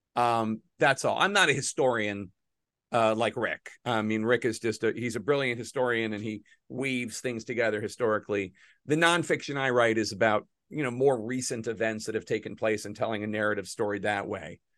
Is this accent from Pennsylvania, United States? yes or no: yes; Philadelphia, Pennsylvania, United States; I'm a Philadelphian